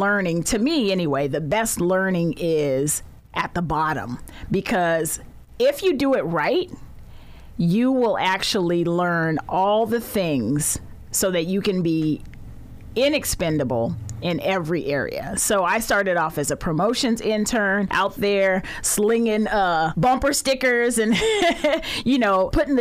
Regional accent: Sacramento, California, United States; I was born and raised right here in Sacramento, went to Luther Burbank High School, very proud to be a native Sacramentan.

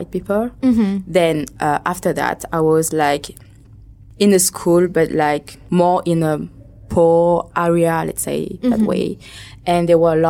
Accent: France; accent: French; first language Vietnamese; English is a second language; now in Ho Chi Minh City, Vietnam; I was born and raised in France and bathed in a Vietnamese culture. And so my first real language was Vietnamese, even I was in France.

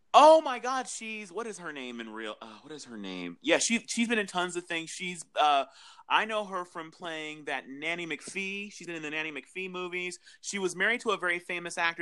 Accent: Southern California, United States; I'm from Southern California

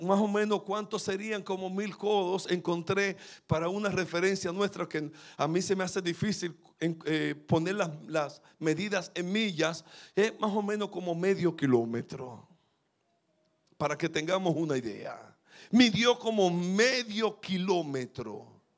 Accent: Dominican Republic; en mi país

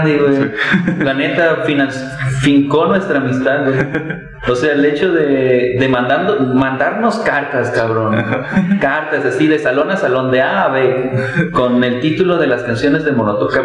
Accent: Cuautitlán, Mexico; yo soy de Cuautitlán

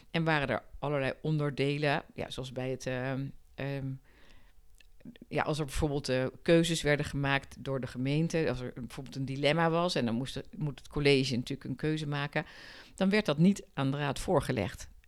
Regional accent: Rotterdam, South Holland, Netherlands; born there; now in Haarlem, Netherlands; Ik ben eh, geboren in Rotterdam. Maar ik vind. Het is wel echt mijn stad. Ik vind Haarlem een heerlijke stad waar ik echt met heel veel plezier woon.

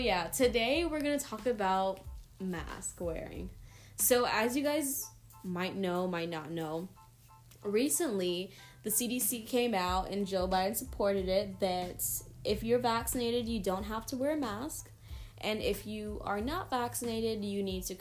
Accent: Trinidad & Tobago; My nationality, I'm Trinidadian

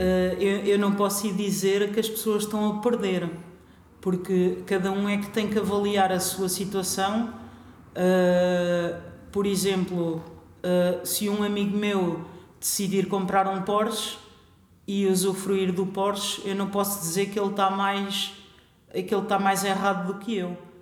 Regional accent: Figueira da Foz, Coimbra District, Portugal; eu cresci na Figueira da Foz

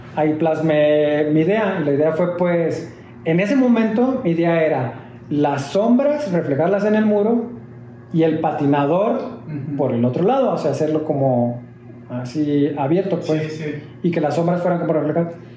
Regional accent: Mexico; soy mexicano

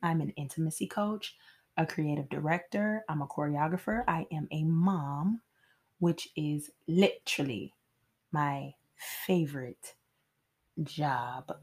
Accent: Nashville, Tennessee, United States; I am from Nashville, Tennessee, where I currently reside

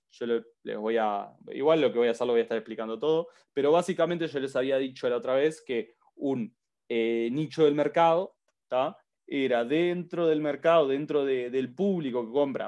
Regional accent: Uruguay; Yo soy de Uruguay

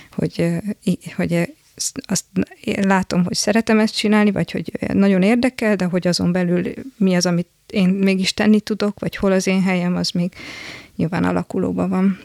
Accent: Szombathely, Vas, Hungary; otthon szombathely, ugye szombathelyről származom

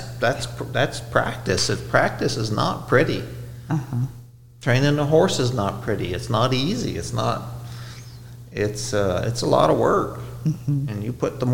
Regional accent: Canada; moved away; I'm Canadian

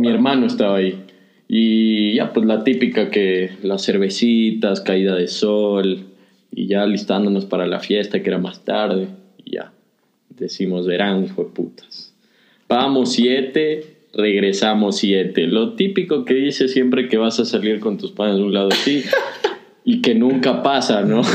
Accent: Quevedo, Los Ríos, Ecuador; moved away; Yo soy de Quevedo

